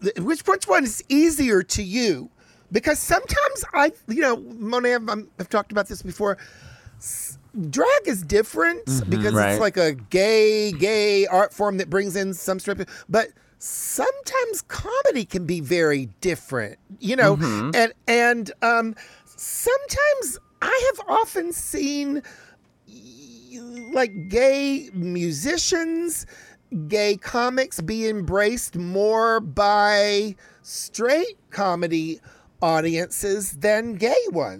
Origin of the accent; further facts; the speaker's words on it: New York City, New York, United States; I'm a New Yorker with a German background, and I find that very triggering and offensive.